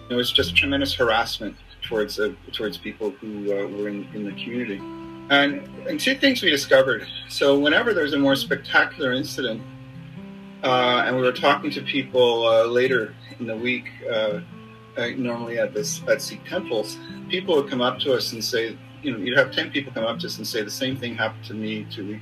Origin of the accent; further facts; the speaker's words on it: Montreal, Quebec, Canada; moved away as an adult; also born or lived in British Columbia / Ottawa; I am born and raised in Montreal